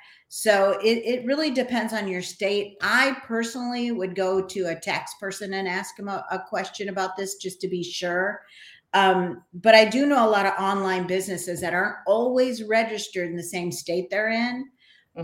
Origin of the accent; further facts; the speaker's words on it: Wisconsin, United States; now in Texas, United States; No, I came from Wisconsin to Texas, so I can really say that.